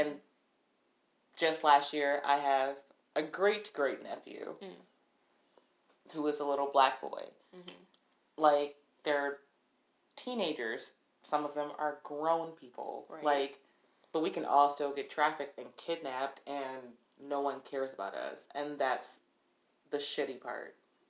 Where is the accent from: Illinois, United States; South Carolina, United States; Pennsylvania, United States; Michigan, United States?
Michigan, United States; Detroit; I'm from Detroit.